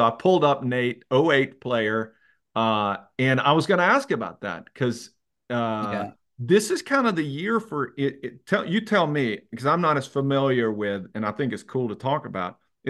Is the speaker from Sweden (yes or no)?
yes; Sweden; I mean, I grew up playing everybody in Sweden plays one form of ball hockey, but it's more on the snow with a tennis ball.